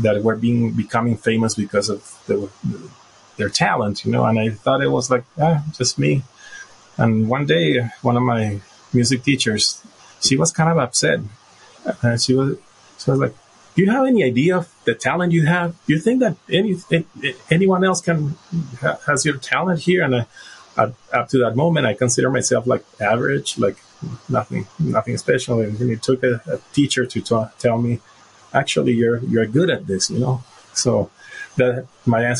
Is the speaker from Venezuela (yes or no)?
yes; Venezuela; moved away; I'm originally from Venezuela. That's where I was born and raised